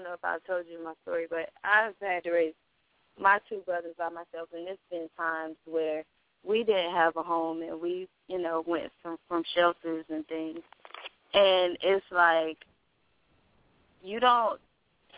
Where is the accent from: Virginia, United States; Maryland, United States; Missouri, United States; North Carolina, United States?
North Carolina, United States; Wilmington; moved away; I'm from North Carolina, in Wilmington, North Carolina